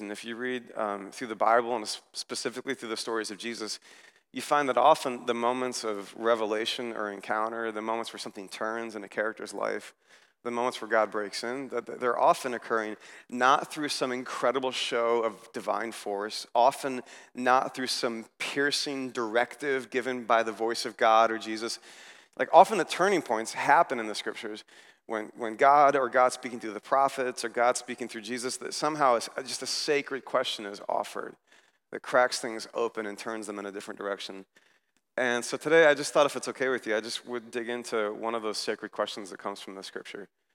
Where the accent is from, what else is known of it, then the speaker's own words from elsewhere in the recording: United States; I was here as an American